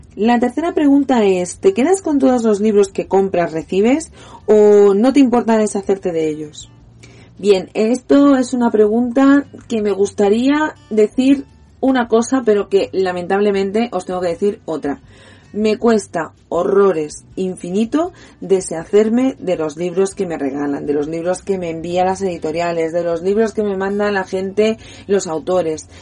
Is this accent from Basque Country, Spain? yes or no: no; Catalonia, Spain; soy catalana, soy niña de la TV3, del programa Club Super 3